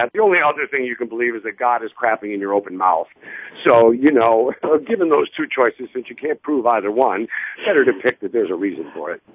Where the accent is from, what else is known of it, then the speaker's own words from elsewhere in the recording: Ottawa, Illinois, United States; moved away; I set up a community theater in my hometown of Ottawa, Illinois